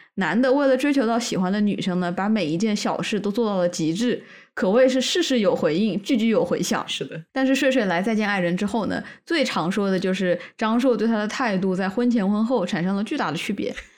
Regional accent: Canada; 我们加拿大人至少会说一句 thanks

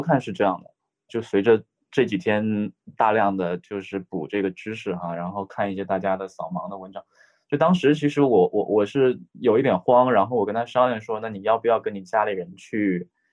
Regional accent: Liaoning, China; also born or lived in Beijing; now in Wuhan, China; 我是辽宁人，然后我去年八月份之前一直在北京生活

